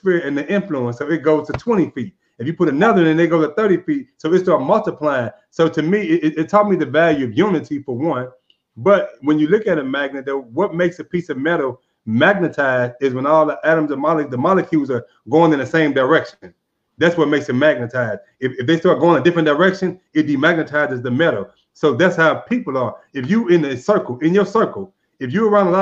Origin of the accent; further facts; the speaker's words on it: St. Louis, Missouri, United States; now in Arizona, United States; now here in Arizona, I'm from St. Louis, and St. Louis as an environment gave me a lot